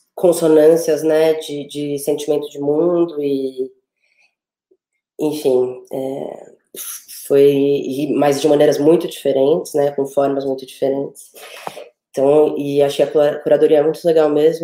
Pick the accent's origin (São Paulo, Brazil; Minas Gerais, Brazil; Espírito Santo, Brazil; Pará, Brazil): São Paulo, Brazil; eu sou de São Paulo